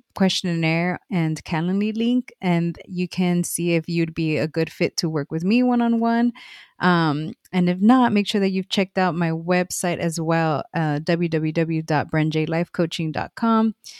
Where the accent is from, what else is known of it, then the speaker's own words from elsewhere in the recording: Los Angeles, California, United States; moved away; I grew up in Watts, um, and m, so did my m, my mom